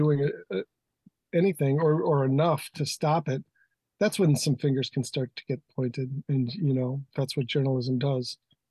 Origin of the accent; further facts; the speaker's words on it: Green Bay, Wisconsin, United States; moved away as an adult; also born or lived in Michigan / Sun Valley, Idaho / Idaho Falls / Salt Lake City; now in Milwaukee, United States; I grew up in Green Bay